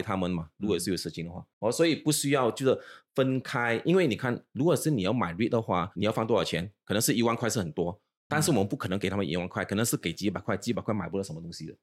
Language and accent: Chinese; Ipoh, Perak, Malaysia; now in Singapore; 毕竟我是来自医保，你应该知道 嗯。我一从怡保来新加坡之后就基本上没有回去了，三十年了